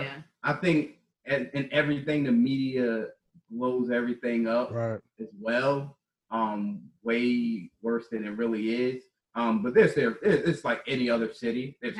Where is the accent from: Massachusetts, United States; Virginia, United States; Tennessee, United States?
Virginia, United States; Richmond; moved away as an adult; also born or lived in Oklahoma / South Dakota; now in Chicago, United States; we're originally from Virginia, Richmond, Virginia.